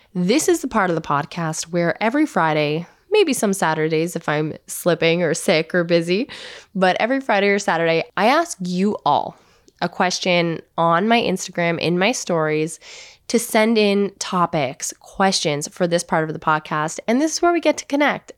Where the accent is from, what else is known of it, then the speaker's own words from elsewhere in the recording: Hamilton, Ontario, Canada; I grew up in Hamilton, Ontario